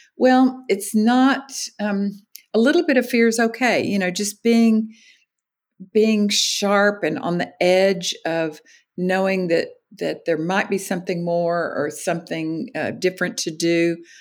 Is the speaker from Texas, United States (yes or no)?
yes; Austin, Texas, United States; my hometown, Austin, Texas.